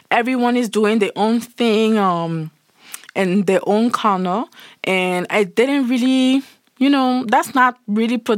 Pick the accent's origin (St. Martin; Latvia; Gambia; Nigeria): St. Martin; I'm from Saint Martin. In Saint Martin, we speak French in English.